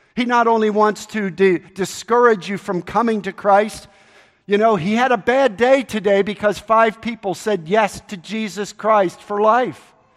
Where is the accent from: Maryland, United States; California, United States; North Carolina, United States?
Maryland, United States; Baltimore; moved away; I grew up in Baltimore, Maryland